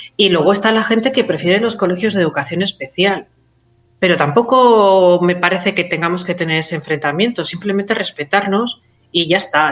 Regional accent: Catalonia, Spain; Soy, soy catalana

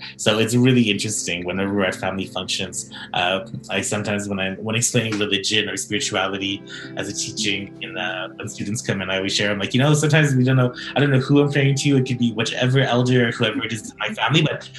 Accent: Stoney Nakoda Nation, Treaty 7 territory, Alberta, Canada; I am Iyahi Nakota from Stoney Nation in Treaty 7 territory.

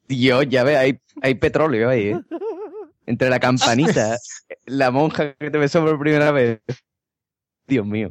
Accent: Madrid, Community of Madrid, Spain; soy de Madrid

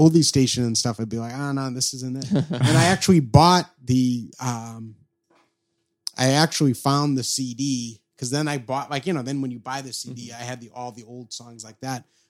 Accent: New Hampshire, United States; I'm from New Hampshire

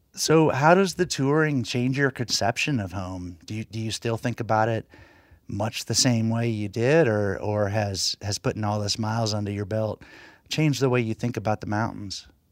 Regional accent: Floyd, Virginia, United States; my hometown of Floyd, Virginia

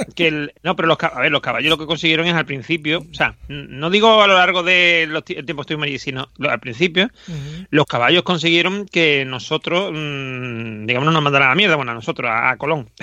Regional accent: Andalusia, Spain; Esta gente son de mi tierra

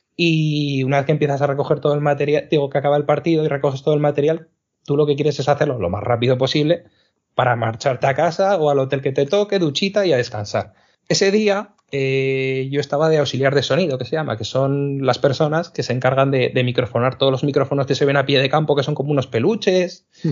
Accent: Zaragoza, Aragon, Spain; yo que soy de, de Zaragoza

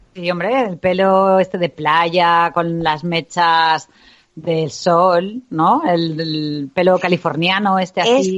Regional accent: Levante, Spain; de aquí de mi tierra

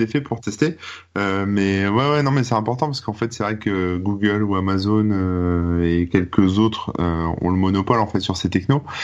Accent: France; en tant que français

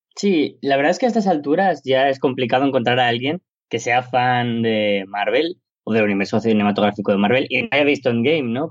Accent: Spain; aquí, en mi país, en España

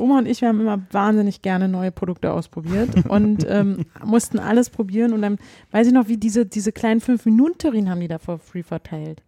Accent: Berlin, Germany; also born or lived in Leipzig; wir sind Berliner

